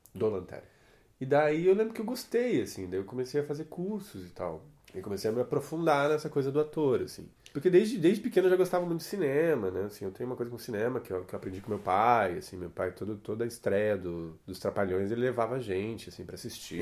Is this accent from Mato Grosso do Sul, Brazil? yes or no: no; Curitiba, Paraná, Brazil; also born or lived in Ribeirão do Pinhal, Paraná; Eu sou nascido no interior do Paraná, numa cidadezinha chamada Ribeirão do Pinhal. E cheguei em Curitiba com 12 dias de vida. Ah. Enfim, sou curitibano